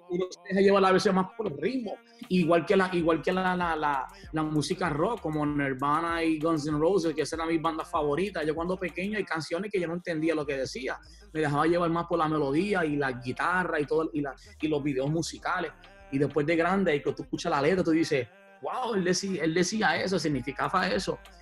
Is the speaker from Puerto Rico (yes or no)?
yes; Puerto Rico; moved away; also born or lived in New York; uno de los barrios que yo me crié en Puerto Rico